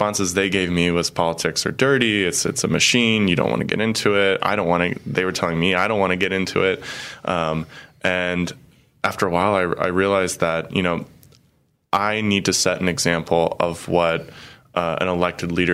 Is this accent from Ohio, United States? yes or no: yes; Cincinnati, Ohio, United States; moved away as an adult; also born or lived in Chicago, Illinois / Italy / Poland; now in Peoria, United States; I'm originally from Cincinnati, Ohio